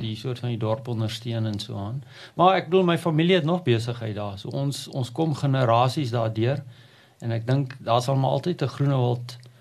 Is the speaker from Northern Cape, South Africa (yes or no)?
yes; Prieska, Northern Cape, South Africa; moved away; ek word het op die platteland groot geword, 'n amazing plek, ehm, 'n um, dorpie al langs die Oranje rivier Prieska in die Noord-Kaap